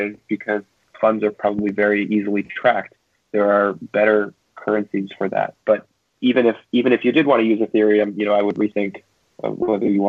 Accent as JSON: {"language": "English", "country": "Canada", "moved": "yes", "lives_now": "United States", "said": "I'm a Canadian citizen and I'm currently in the States."}